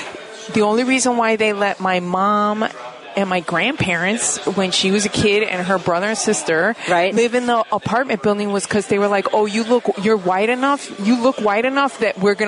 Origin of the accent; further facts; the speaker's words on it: Chicago, Illinois, United States; I grew up in the Wrigleyville neighborhood when it was Lakeview, and Wrigleyville technically did not exist because it was the hood at the time.